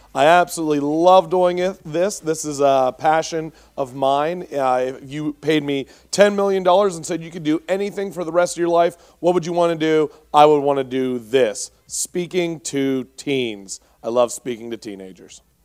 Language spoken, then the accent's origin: English; Pittsburgh, Pennsylvania, United States; I'm from Pittsburgh, um, or around there